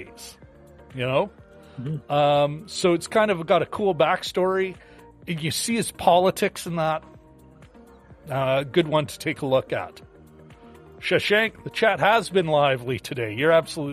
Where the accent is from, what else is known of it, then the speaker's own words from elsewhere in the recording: Canada; as a Canadian